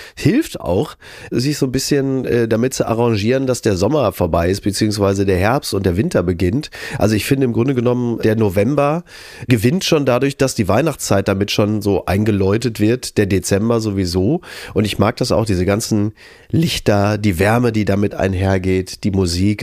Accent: Recklinghausen, North Rhine-Westphalia, Germany; moved away; Recklinghausen übrigens auch, ist ja meine Geburtsstadt

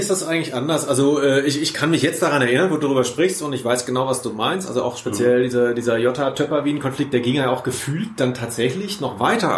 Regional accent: Cologne, North Rhine-Westphalia, Germany; bin auch aus Köln

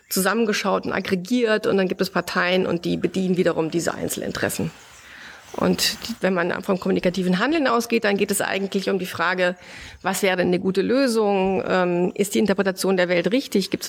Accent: Bavaria, Germany; Du kommst aus Mecklenburg-Vorpommern, ich komme aus Bayern mit einem italienischen Hintergrund.

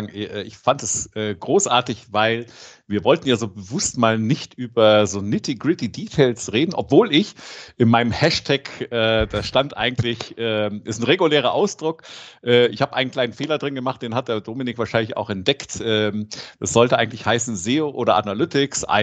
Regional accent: Rome, Lazio, Italy; Ich bin in Rom aufgewachsen

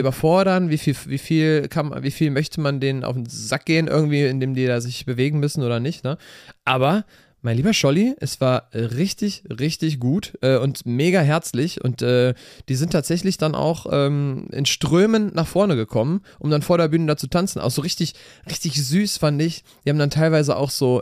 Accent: Cologne, North Rhine-Westphalia, Germany; Dreigestirn haben wir bei uns in Köln

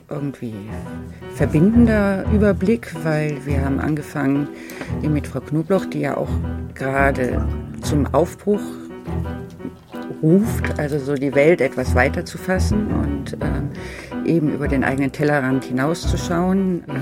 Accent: Berlin, Germany

